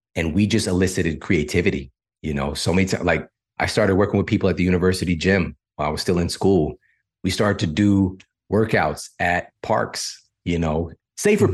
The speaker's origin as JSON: {"language": "English", "town": "St. Louis", "region": "Missouri", "country": "United States", "said": "I'm from St. Louis"}